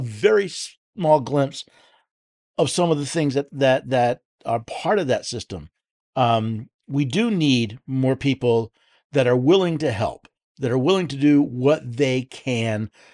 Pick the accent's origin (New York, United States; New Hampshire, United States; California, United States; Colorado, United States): New York, United States; moved away as an adult; now in Tennessee, United States; I was born and raised in the Empire in the state of New York